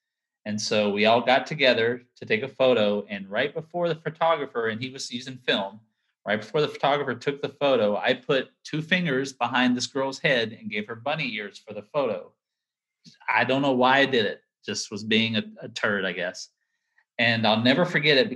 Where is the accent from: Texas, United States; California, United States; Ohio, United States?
Texas, United States; Sulphur Springs; moved away as an adult; also born or lived in Opelousas, Louisiana / Sanford, North Carolina; my mom would send a note to the local newspaper, the yeah. Sulphur Springs News Telegram